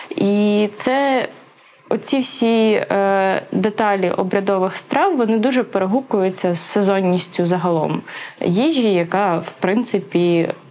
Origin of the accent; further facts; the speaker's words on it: Volhynia, Volyn Oblast, Ukraine; я з Волині